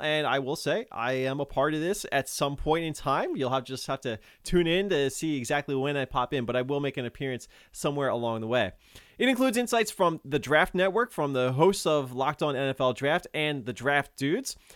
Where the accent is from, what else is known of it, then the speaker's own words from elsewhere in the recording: Philadelphia, Pennsylvania, United States; my hometown Philadelphia